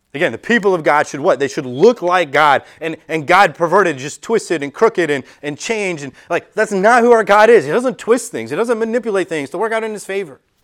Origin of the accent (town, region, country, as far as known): United States